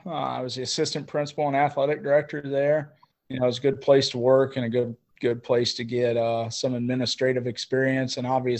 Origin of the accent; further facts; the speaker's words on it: Rockford, Ohio, United States; also born or lived in Napoleon, Ohio / Covington, Ohio; what my wife and I were used to, you know, at growing up in Rockford and growing up outside of Coldwater.